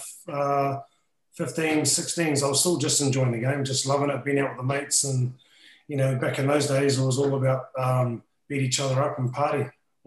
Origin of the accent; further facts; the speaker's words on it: New Zealand; now in England, United Kingdom; as a Kiwi